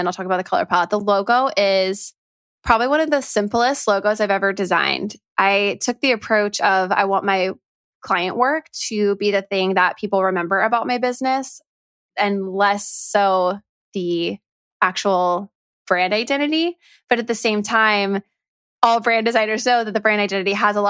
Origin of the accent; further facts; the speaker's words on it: Orlando, Florida, United States; my hometown of Orlando, Florida